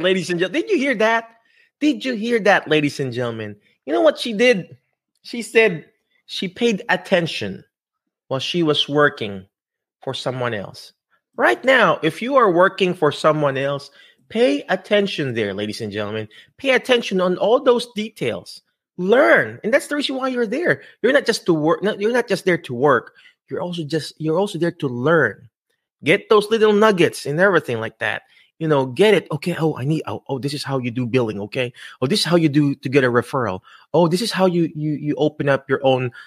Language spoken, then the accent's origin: English; Philippines; accent: Filipino; my Filipino, my Filipino accent